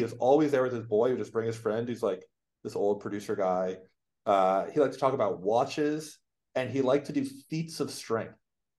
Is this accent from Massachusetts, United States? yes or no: yes; Boston, Massachusetts, United States; born or raised there